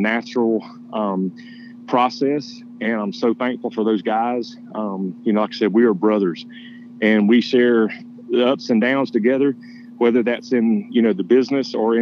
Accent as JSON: {"language": "English", "region": "Georgia", "country": "United States", "tie": "born or raised there", "moved": "yes", "lives_now": "Nashville, United States", "said": "I was actually born in Nashville, Tennessee, and then moved when I was younger to Georgia. That's where I grew up"}